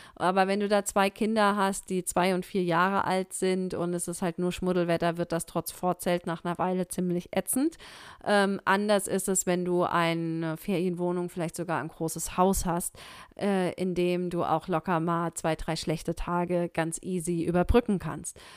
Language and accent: German; Germany; hier bei uns in Deutschland